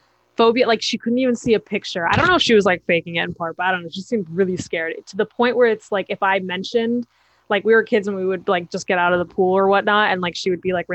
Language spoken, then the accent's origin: English; New York City, New York, United States; I'm from Manhattan